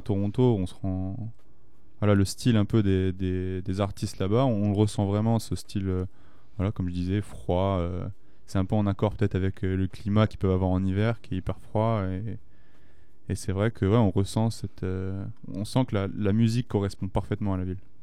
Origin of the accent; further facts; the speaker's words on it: France; chez nous en France